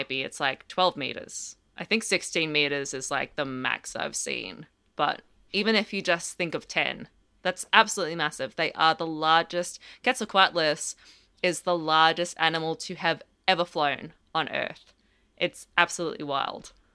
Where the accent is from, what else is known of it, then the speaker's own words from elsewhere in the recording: Australia; I'm Australian as well